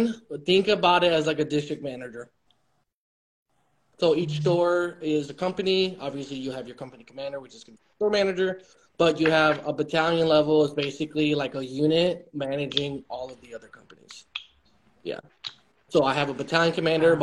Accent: Chicago, Illinois, United States; I'm from Chicago

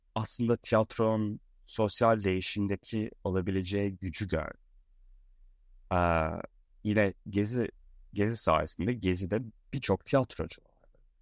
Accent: Istanbul, Turkey; moved away; also born or lived in Boston, United States; Boston'da doğdum. İstanbul'da büyüdüm

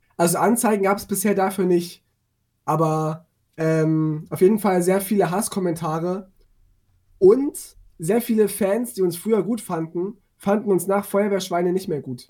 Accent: eastern Germany, East Germany, Germany; ich komme ja auch aus Meusten so, und bin auf dem Dorf groß geworden.

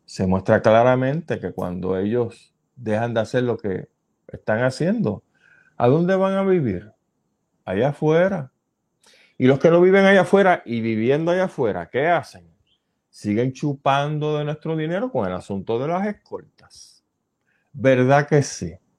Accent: Puerto Rico; nosotros como puertorriqueños

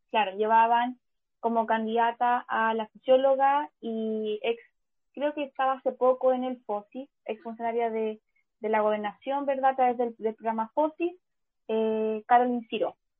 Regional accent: Chile; como, chilenos

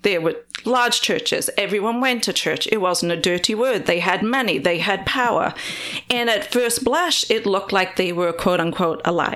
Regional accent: Wales, United Kingdom; moved away as an adult; now in United States; I grew up in Wales in the U K

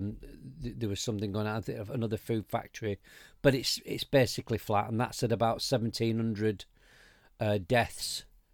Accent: United Kingdom; We can do this because we're British.

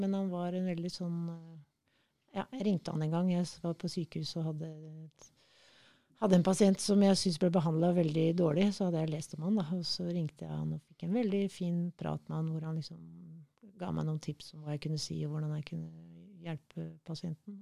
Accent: Kenya; now in Norway; Jeg er født i Kenya

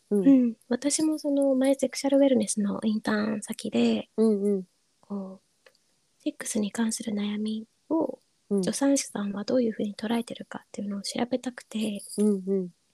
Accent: Kyushu, Japan; moved away; 自分の地元は九州なんですけれども

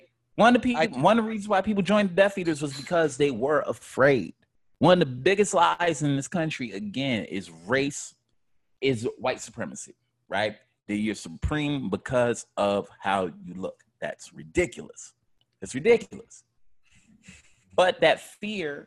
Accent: United States; I'm American. I ain't lived in no other countries.

